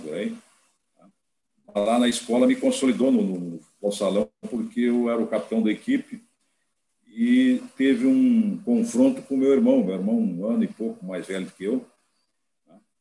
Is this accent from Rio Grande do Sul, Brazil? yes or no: yes; São Borja, Rio Grande do Sul, Brazil; nós nos criamos, o estádio perto do Internacional de São Borja